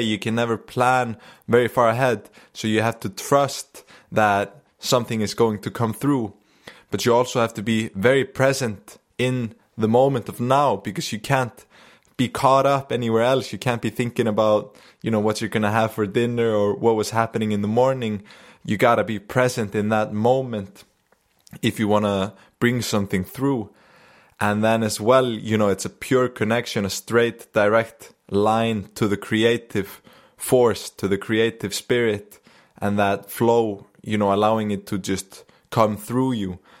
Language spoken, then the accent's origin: English; Akureyri, Northeastern Region, Iceland; I just came back to Akureyri here in the north, my hometown